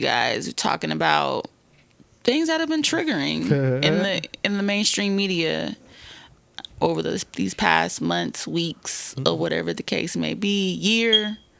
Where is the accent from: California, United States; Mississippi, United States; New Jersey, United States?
California, United States; we're descendants of slaves. I'm from California